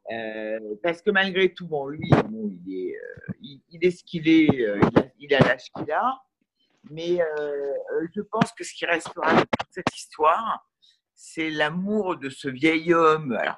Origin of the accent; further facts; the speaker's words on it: Marseille, Provence-Alpes-Côte d'Azur, France; Moi aussi, je suis du Sud, hein, je suis marseillaise.